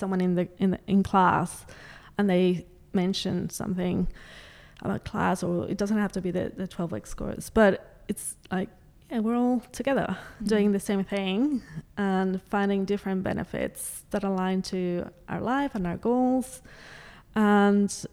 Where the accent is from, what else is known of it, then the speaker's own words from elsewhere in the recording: Mexico; also born or lived in Canada / United States / Adelaide, Australia; now in Australia; I grew up in Mexico, but I also had the opportunity to dance in other countries